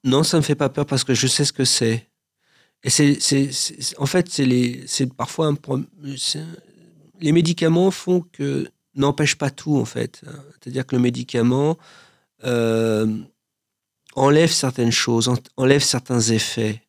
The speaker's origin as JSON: {"language": "French", "town": "Paris", "region": "Île-de-France", "country": "France", "tie": "born or raised there", "also_born_or_lived": "Joinville-le-Pont", "said": "Moi, je suis né à Paris, j'ai vécu en banlieue. Je vis toujours en banlieue, à Joinville-le-Pont"}